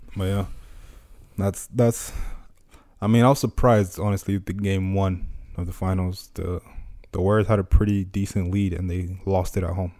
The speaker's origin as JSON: {"language": "English", "country": "Nigeria", "tie": "born or raised there", "moved": "yes", "said": "growing up in Nigeria"}